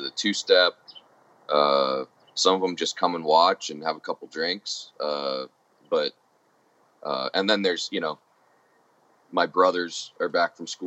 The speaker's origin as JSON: {"language": "English", "region": "Oregon", "country": "United States", "tie": "born or raised there", "also_born_or_lived": "Florida"}